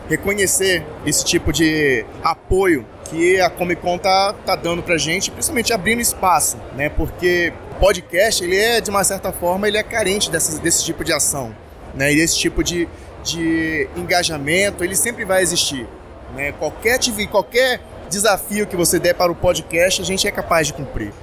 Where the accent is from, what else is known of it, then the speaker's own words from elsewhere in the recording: Espírito Santo, Brazil; eu sou do Espírito Santo